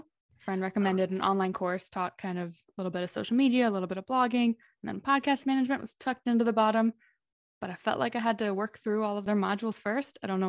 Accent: Dallas, Texas, United States; moved away as an adult; also born or lived in Philadelphia / Los Angeles; now in Madrid, Spain; I'm originally from Dallas, Texas, but I've lived in a few places since then. I lived in Philadelphia and LA for about 8 years between the two, working as a nurse. And then I quit and moved to Spain to teach English.

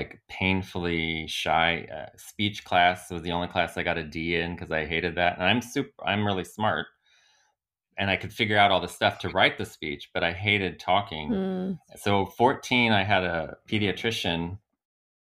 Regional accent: Illinois, United States; moved away as an adult; also born or lived in St. Louis, Missouri; now in Germany; I'm from Illinois

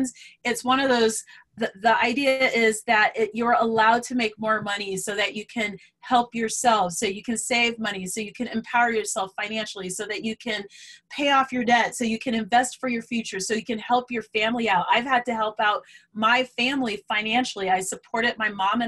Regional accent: Colorado, United States; I'm from Colorado

